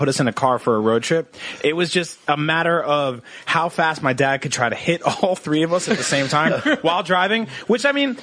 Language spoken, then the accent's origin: English; New Jersey, United States; I grew up in New Jersey